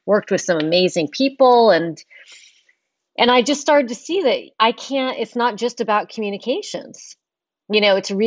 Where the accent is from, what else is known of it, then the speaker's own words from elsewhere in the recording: Palo Alto, California, United States; I grew up actually in Palo Alto